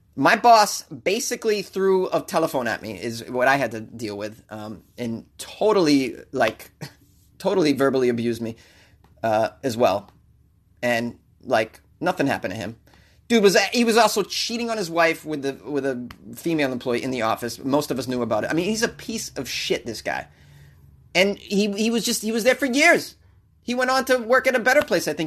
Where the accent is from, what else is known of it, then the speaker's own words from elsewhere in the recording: Boston, Massachusetts, United States; I grew up in Boston